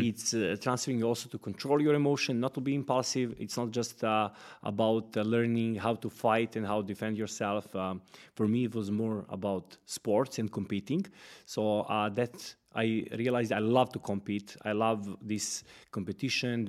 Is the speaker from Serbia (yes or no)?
yes; Smederevska Palanka, Podunavlje District, Serbia; moved away as an adult; now in Dubai, United Arab Emirates; I'm coming from Serbia, uh, from one, uh, small city, Smederevska Palanka, actually one village next to it. It's called Vodice